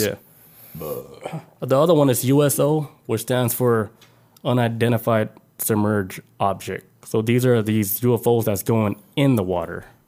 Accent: United States; I was born in America

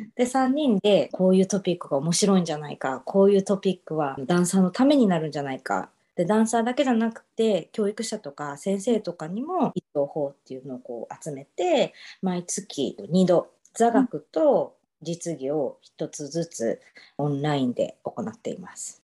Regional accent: Osaka, Japan; also born or lived in Dallas, Texas / Romania / Uruguay; now in Little Rock, United States; 出身は大阪です

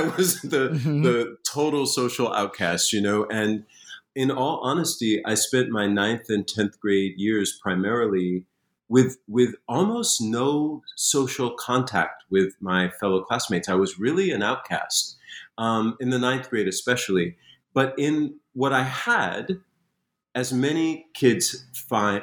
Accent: Springfield, Massachusetts, United States; I grew up in Springfield, Massachusetts

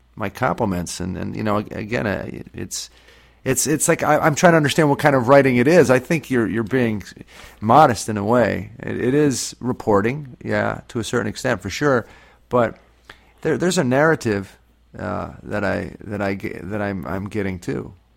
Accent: Scranton, Pennsylvania, United States; my hometown, so that's that's where I was born and raised, and. Uh, and that's where I live now too

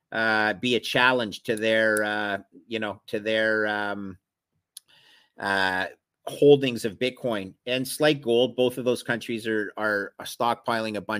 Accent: Canada; I'm a Canadian

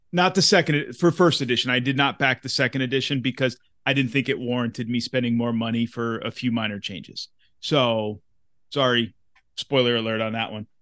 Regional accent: Massachusetts, United States; where I grew up in Massachusetts.

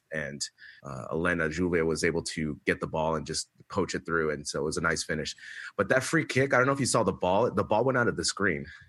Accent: United States; we're both American.

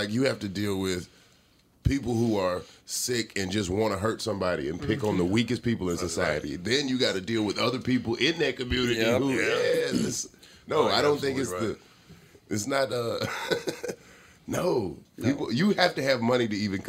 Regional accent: Atlanta, Georgia, United States; moved away; also born or lived in Los Angeles; I come from Atlanta

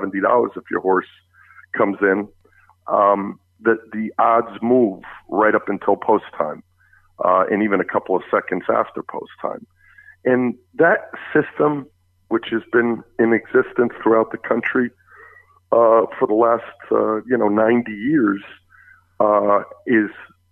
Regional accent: New Jersey, United States; a fellow Jerseyan

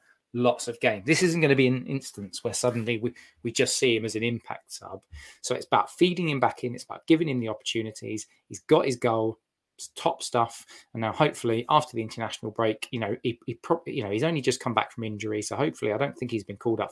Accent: Harlow, East of England, United Kingdom; I was born and raised up in Harlow

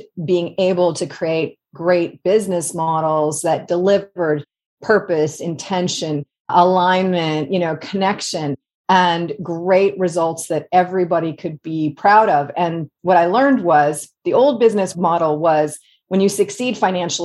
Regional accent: Guelph, Ontario, Canada; also born or lived in Northeast United States; now in United States; So I grew up in a little place called Guelph, Ontario, which is about an hour northwest of Toronto in Canada

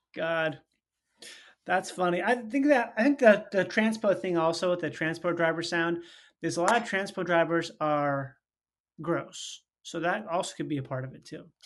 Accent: Minnesota, United States; I was born there and I grew up there

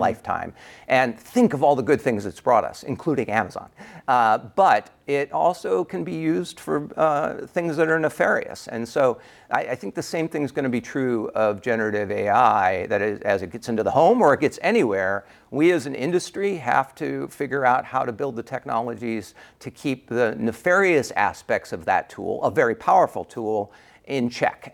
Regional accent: United States; accent: American; my American accent

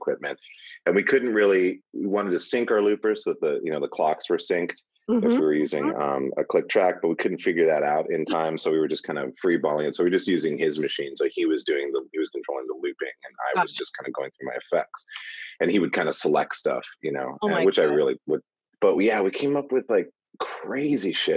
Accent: Montana, United States; I grew up in Montana

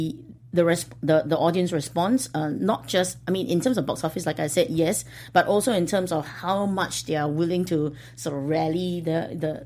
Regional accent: Singapore; I am from Singapore

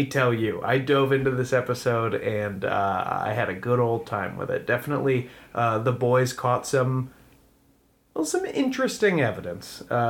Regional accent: Stratford, Connecticut, United States; Stratford, my hometown

